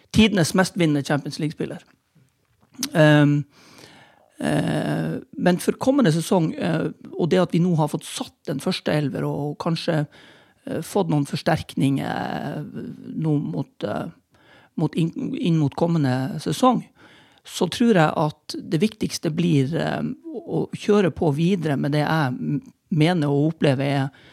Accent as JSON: {"language": "Norwegian", "town": "Tromsø", "region": "Troms", "country": "Norway", "also_born_or_lived": "Bergen", "said": "jeg er tromsøværing through and through. Til tross for at jeg er nødt til å innrømme at jeg er født i, i Bergen."}